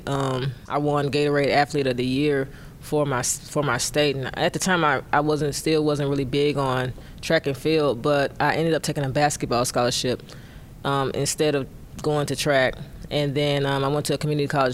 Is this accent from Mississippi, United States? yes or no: yes; Mississippi, United States; also born or lived in Englewood; I moved to the South around the age of two or three. I think it most likely was three. And we moved to Mississippi to be closer to my mom's grandmother. So that's where I kind of like grew up with her